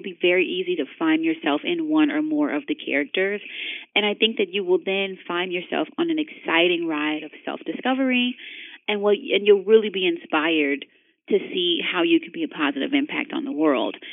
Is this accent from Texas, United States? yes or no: no; Chicago, Illinois, United States; I'm from Chicago and I'm from the South Side, which is like all concrete and parks